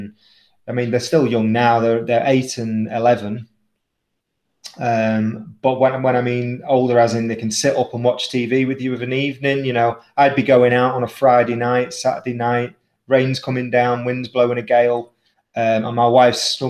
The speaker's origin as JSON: {"language": "English", "town": "Southport", "region": "North West England", "country": "United Kingdom", "tie": "born or raised there", "said": "I'm from a seaside town called Southport in England, in the northwest of England. So it's sort of near Liverpool and Manchester, sort of halfway between them. Born and raised there."}